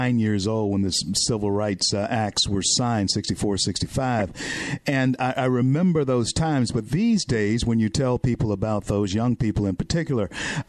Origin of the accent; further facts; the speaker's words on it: Louisiana, United States; moved away; also born or lived in Tampa, Florida; I'm from Louisiana